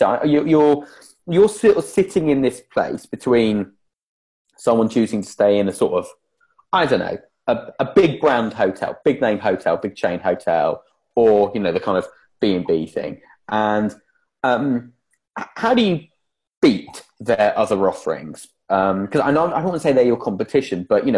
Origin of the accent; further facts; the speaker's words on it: England, United Kingdom; now in Wales; As the only Englishman on here